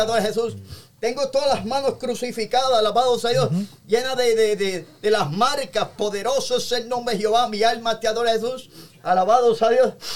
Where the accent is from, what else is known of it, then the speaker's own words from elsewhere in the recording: Toa Alta, Puerto Rico; En una barría de mi pueblo que se llama este, el pueblo de Toalte en Puerto Rico